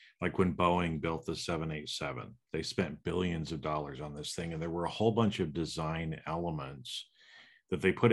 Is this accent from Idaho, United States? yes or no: yes; Boise, Idaho, United States; I grew up in Boise, but I have a lot of family that lives in Utah as well